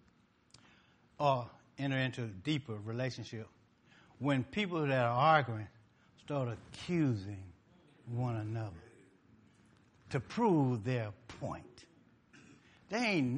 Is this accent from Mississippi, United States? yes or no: yes; Mississippi, United States; I'm from Mississippi.